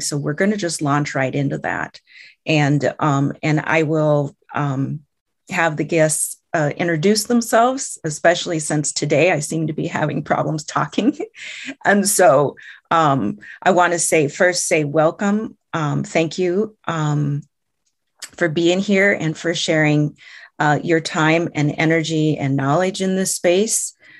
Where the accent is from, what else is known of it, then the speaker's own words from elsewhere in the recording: central Iowa, United States; I am from the Meskwaki tribe. Uh, our our community is located in central air, uh, in central Iowa